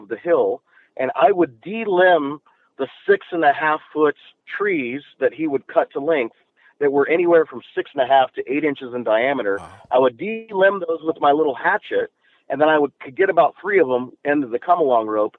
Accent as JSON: {"language": "English", "region": "the mountains of Colorado", "country": "United States", "tie": "born or raised there", "said": "I grew up in a little bitty trailer park up in the mountains of Colorado"}